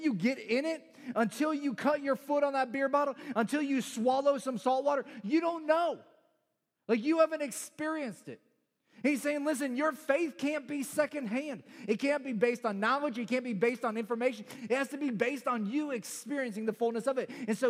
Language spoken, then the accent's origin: English; Chicago, Illinois, United States; I'm originally from the Chicagoland area, even though I sound like I'm from South Carolina. The South Side of Chicago is pretty rough.